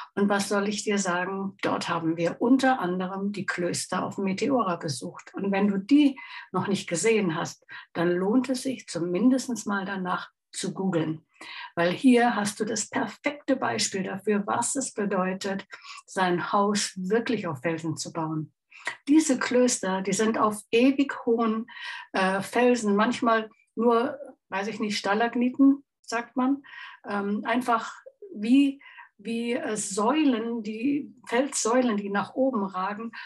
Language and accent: German; Chiemsee, Bavaria, Germany; aus meiner Heimat ist und auch von meinem lieben Mann fotografiert. vor dem wunderschönen Chiemsee